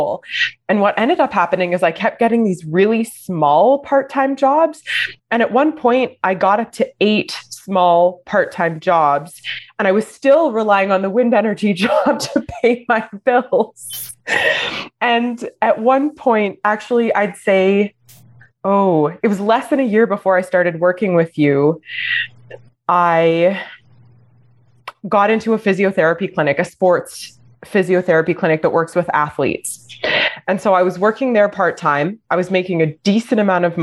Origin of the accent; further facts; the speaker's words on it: Alberta, Canada; now in Montreal, Canada; I was born in Alberta.